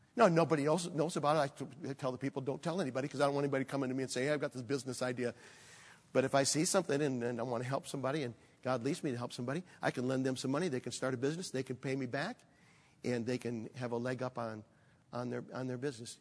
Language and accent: English; Michigan, United States; moved away; also born or lived in Chicago area; I grew up in Michigan